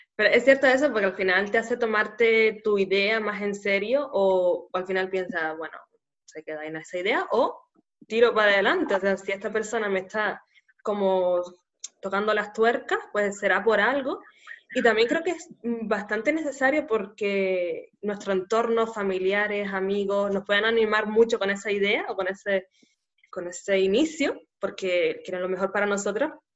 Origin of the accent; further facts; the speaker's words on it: Canary Islands, Spain; nacida en Canarias